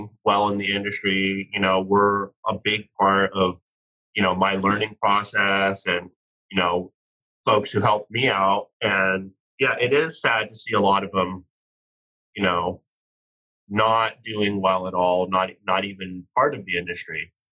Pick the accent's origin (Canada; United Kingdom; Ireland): Canada; Rocky Mountains; moved away as an adult; now in United States; background-wise, I was born in Canada. I spent most of my life growing up in Rocky Mountains on cattle ranches, and I got real tired of cold weather and isolated places, and so I moved out to the West Coast when I was 18